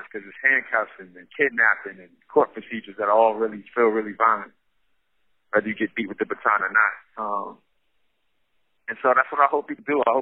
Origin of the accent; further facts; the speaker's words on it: New York City, New York, United States; now in San Quentin, United States; I grew up in Brownsville, Brooklyn, which is right next door to Crown Heights